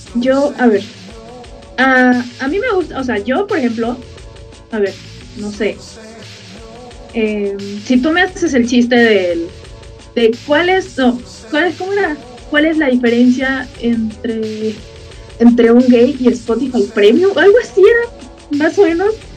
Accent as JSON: {"language": "Spanish", "country": "Bolivia", "said": "yo soy de Bolivia"}